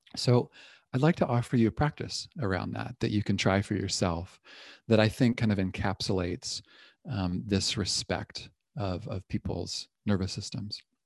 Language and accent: English; Toronto, Ontario, Canada; now in Berkeley, United States; I'm originally from Toronto